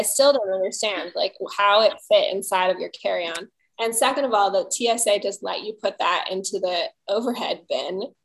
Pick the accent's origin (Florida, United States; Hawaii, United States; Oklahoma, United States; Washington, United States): Hawaii, United States; that is my home island, host island, host culture. I'm not Hawaiian, but I was raised here and this is my home.